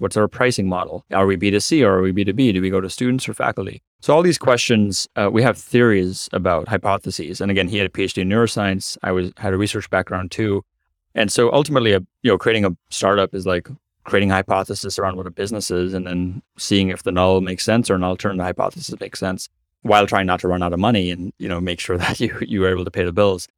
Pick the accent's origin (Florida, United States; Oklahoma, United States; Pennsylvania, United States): Florida, United States; Cape Canaveral; also born or lived in Africa; I was born in Africa to Indian parents, moved to Cape Canaveral, Florida, where I'm recording the podcast right now. Cape Canaveral is known for NASA and now SpaceX. So they're, basically grew up around all these amazing technologists